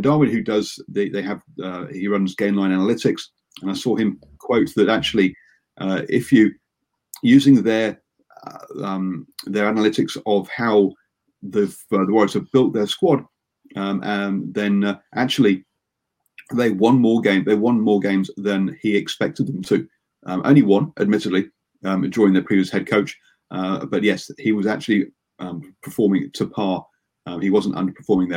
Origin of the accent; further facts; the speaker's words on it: Yorkshire and the Humber, United Kingdom; I'm from Yorkshire.